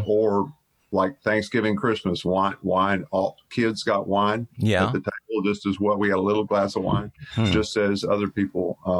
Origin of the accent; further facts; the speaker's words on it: Bel Air, United States; So I grew up in Westview, Bel Air, mm-hmm. Bel Air for the most part.